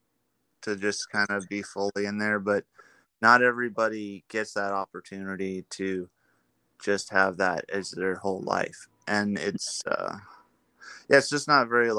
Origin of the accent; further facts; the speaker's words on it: Mission Hills, California, United States; where I grew up was in Mission Hills